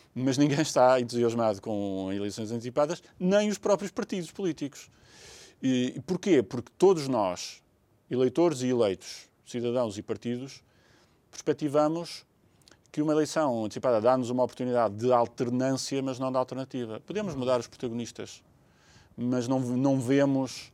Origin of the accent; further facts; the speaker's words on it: Portugal; enquanto portugueses